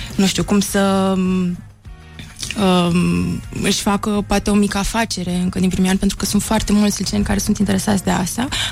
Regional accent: Brăila, Brăila County, Romania; Sunt și din Brăila

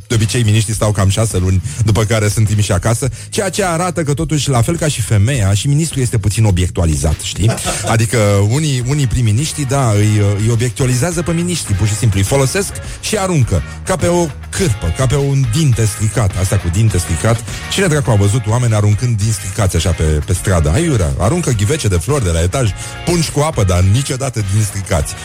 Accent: Brăila, Brăila County, Romania; eu sunt din Brăila

